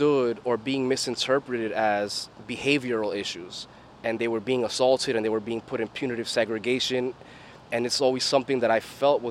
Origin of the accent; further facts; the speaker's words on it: New York City, New York, United States; I'm from Flushing, Queens, born and raised